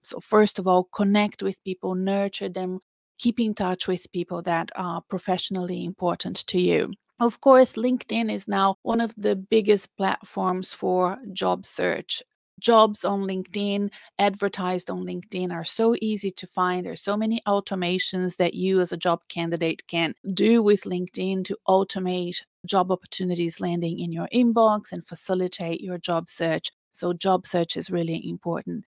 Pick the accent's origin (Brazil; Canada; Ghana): Brazil; English is a second language; now in Australia; my home country of Brazil. You know, I live in Australia, but I'm Brazilian. You can tell I have an accent